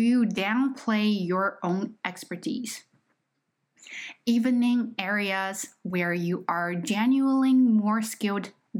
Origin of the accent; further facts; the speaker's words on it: China; accent: Chinese; English is a second language; moved away; I am just not a native speaker. Okay, I am Chinese